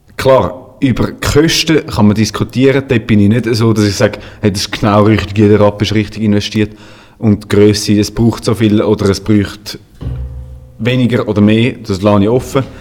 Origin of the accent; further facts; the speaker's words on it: Switzerland; bei uns in der Schweiz